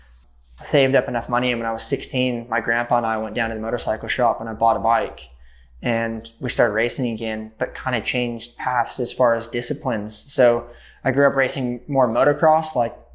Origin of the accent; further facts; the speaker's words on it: Beaumont, California, United States; moved away; also born or lived in Redlands, California; I grew up with my dad in Beaumont, which is really the best way of describing it is it's a truck stop town on the way to Coachella.